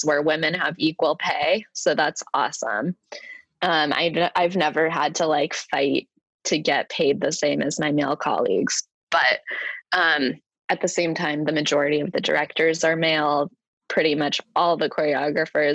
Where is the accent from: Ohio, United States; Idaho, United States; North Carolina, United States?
Idaho, United States; now in New York City, United States; growing up in Idaho in the Mountain West